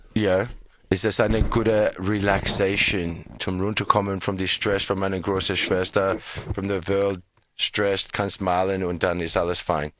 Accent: Australia; German is a second language; Bei uns in Australien

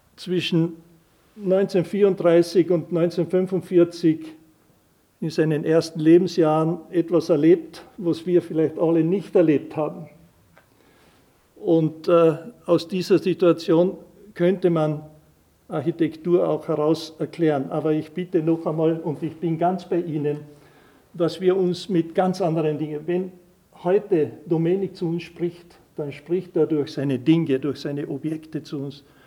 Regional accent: Carinthia, Austria; wir Kärntner

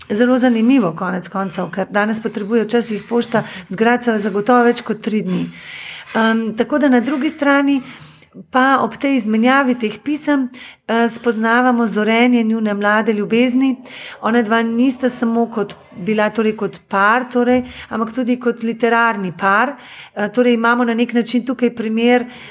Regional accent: Slovenia; now in Germany; vsi smo pa Slovenci

